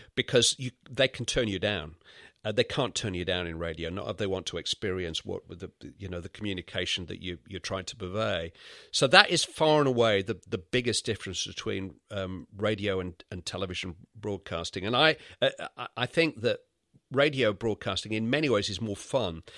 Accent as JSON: {"language": "English", "town": "Bury", "region": "North West England", "country": "United Kingdom", "tie": "born or raised there", "accent": "Lancashire", "said": "I was brought up in the Manchester area"}